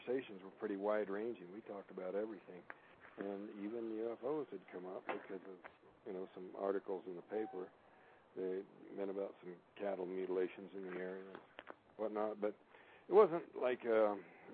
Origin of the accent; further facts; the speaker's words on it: Payson, Arizona, United States; moved away; I used to ride a school bus back when I lived in Payson